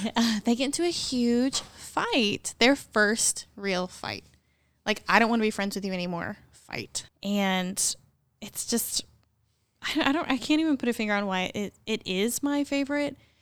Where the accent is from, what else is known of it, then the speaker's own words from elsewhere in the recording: near Columbia, Missouri, United States; moved away as an adult; now in Morganton, United States; I'm from thirty minutes from that town